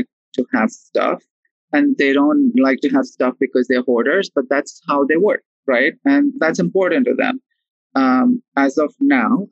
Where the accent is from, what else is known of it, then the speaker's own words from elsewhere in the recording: Mumbai, Maharashtra, India; moved away as an adult; now in New York City, United States; I am born and raised in Mumbai